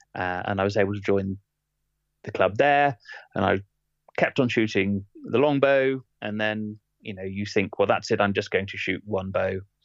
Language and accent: English; England, United Kingdom; also born or lived in Bath; now in Ashtead, United Kingdom; a Englishman